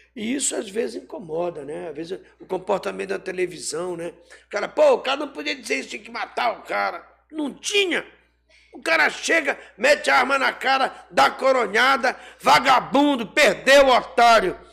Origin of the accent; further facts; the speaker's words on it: Rio de Janeiro, Brazil; also born or lived in Pará (birthplace); now in Pará, Brazil; fui criado a minha infância no Rio de Janeiro